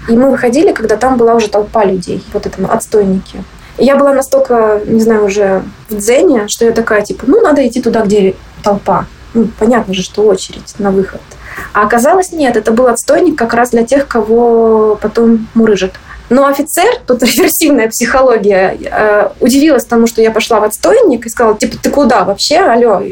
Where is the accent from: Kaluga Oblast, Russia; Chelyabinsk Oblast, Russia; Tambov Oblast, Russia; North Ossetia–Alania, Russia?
Chelyabinsk Oblast, Russia; Chelyabinsk; also born or lived in Moscow; now in United States; Я сама из Челябинска